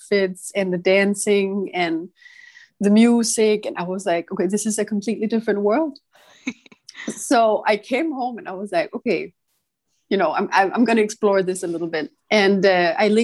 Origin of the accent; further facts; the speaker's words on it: Copenhagen, Capital Region of Denmark, Denmark; I'm from Copenhagen, and I live in the center of the city. I always have. I'm half Italian. My dad is Italian and my mother is Danish. I've lived here my whole life